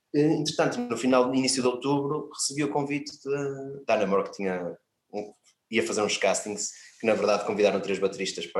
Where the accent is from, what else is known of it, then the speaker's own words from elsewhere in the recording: Viana do Castelo, Portugal; eu sou de uma aldeia de Viana do Castelo, fui para a escola, uma escola melhor um bocadinho, maior, no centro de Viana